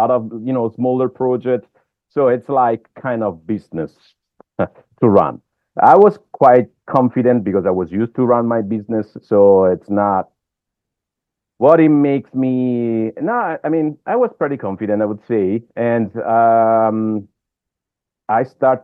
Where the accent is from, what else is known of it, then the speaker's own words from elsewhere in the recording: Italy; moved away as an adult; now in Weston, United States; I was still in Italy. It was about 13 years ago, and I felt I was used to own my own firm over there